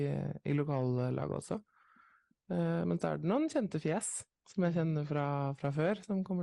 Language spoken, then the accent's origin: Norwegian; Nesodden, Akershus, Norway; Jeg kommer fra Nesodden.